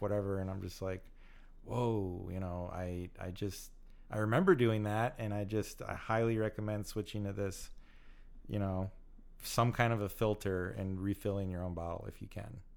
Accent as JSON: {"language": "English", "country": "United States", "also_born_or_lived": "California", "said": "I love being American"}